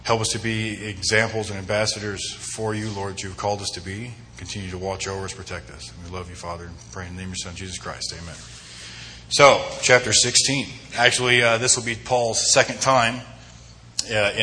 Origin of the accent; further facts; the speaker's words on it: Homedale, Idaho, United States; moved away as an adult; also born or lived in Twentynine Palms, California; now in Twin Falls, United States; I am from Idaho. I'm actually from Western Idaho, Homedale, to be more specific